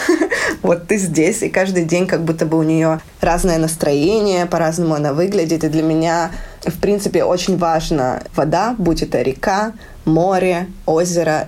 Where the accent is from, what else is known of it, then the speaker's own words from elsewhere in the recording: Lviv, Lviv Oblast, Ukraine; moved away as an adult; now in Riga, Latvia; я из Украины, живу в Латвии